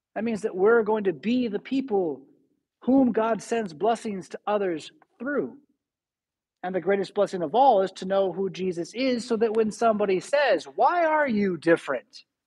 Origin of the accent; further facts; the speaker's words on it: San Diego, California, United States; now in Rockford, United States; But I'm from San Diego, it's my home